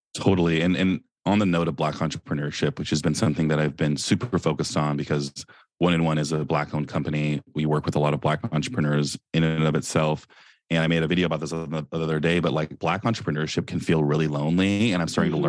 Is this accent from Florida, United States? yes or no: no; Silicon Valley, California, United States; I'm from Silicon Valley.